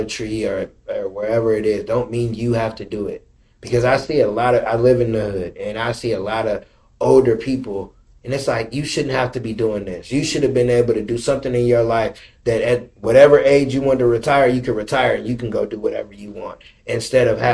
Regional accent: Indianapolis, Indiana, United States; I grew up in Indianapolis

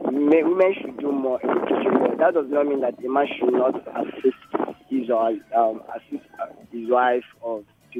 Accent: Nigeria

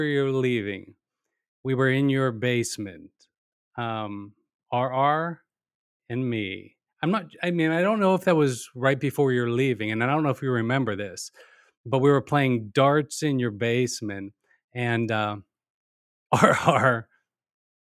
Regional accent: Pittsburgh, Pennsylvania, United States; we'll be back in Pittsburgh by the following year

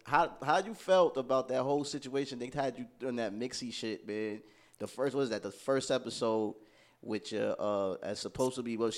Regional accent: New York, United States; I'm from New York

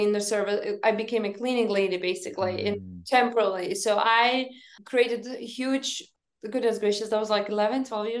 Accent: Lithuania; moved away; when I grew up in Lithuania, my mom said that never lie, never steal, and never cheat

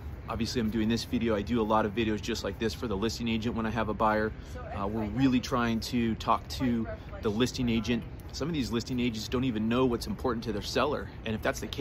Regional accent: Golden, Colorado, United States; right here in my hometown, Golden, Colorado

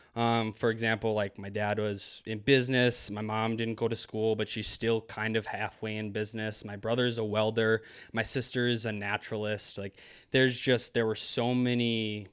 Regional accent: Maple Grove, Minnesota, United States; I grew up in Maple Grove, Minnesota

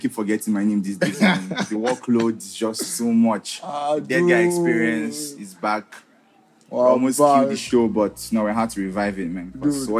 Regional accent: Enugu, Enugu State, Nigeria; I'm proud to be an Igbo boy.

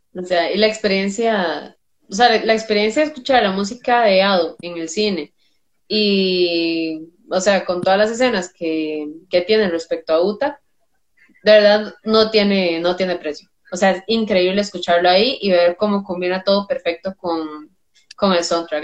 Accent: Costa Rica; diría uno como tico

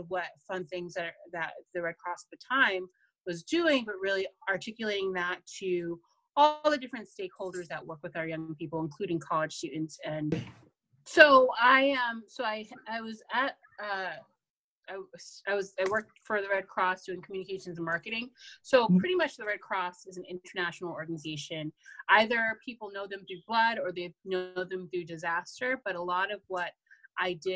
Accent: Boston, Massachusetts, United States; born and raised in Boston.

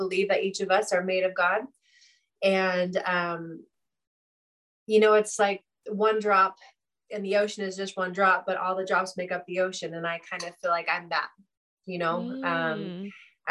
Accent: Santa Cruz, California, United States; I grew up near Santa Cruz, and which is a beach town in California

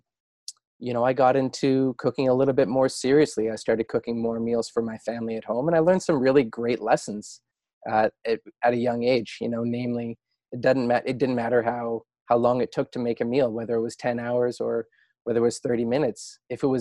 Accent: Sooke, British Columbia, Canada; moved away as an adult; also born or lived in Calgary / Montreal / Norman Wells, Northwest Territories / Stratford, Ontario; that's really where I grew up. And the little town of Sooke is where I still call home on Vancouver.

